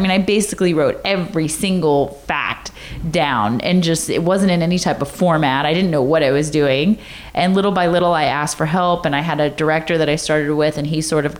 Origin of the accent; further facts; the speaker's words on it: the South, United States; I mean, growing up in the South, you know, all my friends are like, my daddy said I can't go on a date till I'm 16 years old.